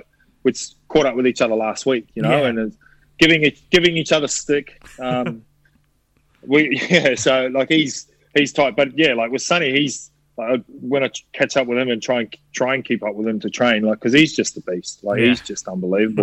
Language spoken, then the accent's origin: English; New Zealand; I grew up back home in New Zealand